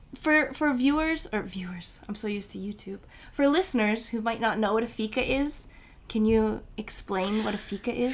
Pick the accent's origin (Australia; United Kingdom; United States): United States; accent: American; now in Sweden; I'm American